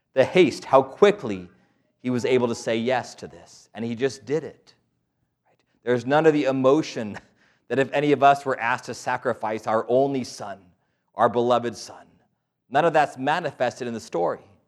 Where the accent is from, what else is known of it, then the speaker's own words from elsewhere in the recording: Albuquerque, New Mexico, United States; born and raised in Albuquerque, New Mexico.